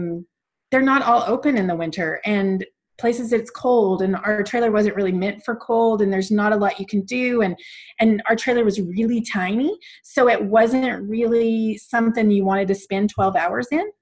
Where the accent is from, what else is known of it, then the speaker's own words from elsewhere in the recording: Alabama, United States; moved away as an adult; now in Calgary, Canada; growing up in Alabama, I was from the U.S.